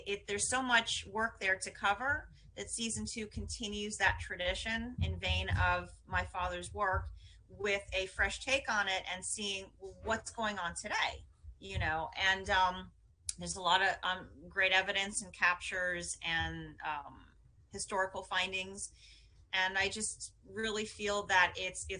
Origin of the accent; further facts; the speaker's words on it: New York City, New York, United States; growing up in Manhattan